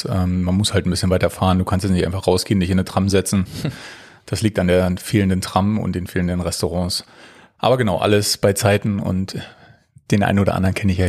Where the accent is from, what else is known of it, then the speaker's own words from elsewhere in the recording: Potsdam, Brandenburg, Germany; moved away as an adult; also born or lived in Berlin; now in Holtsee, Germany; Ich bin am 12.03.1988 geboren. Nein, ähm, genau, ich bin eigentlich gebürtiger Potsdamer, war dann jetzt zehn Jahre ähm, sehr intensiv mit dem Sport verbandelt und auch in Berlin ähm, ja, wohnhaft